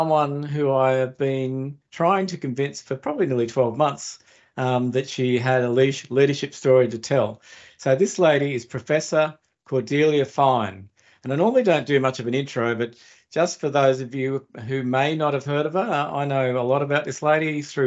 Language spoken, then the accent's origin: English; Australia; born or raised there